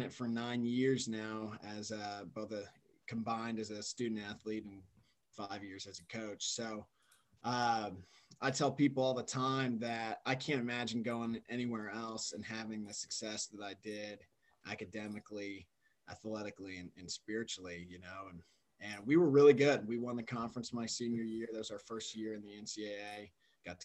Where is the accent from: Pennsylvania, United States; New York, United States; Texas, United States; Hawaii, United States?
Texas, United States; Austin; moved away as an adult; also born or lived in Alaska / Germany / Singapore; I was born and raised in Austin, Texas.